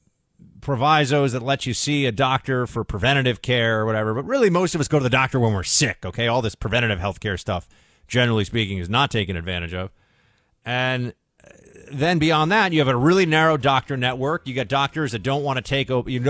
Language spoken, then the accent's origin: English; New York, United States; I grew up in New York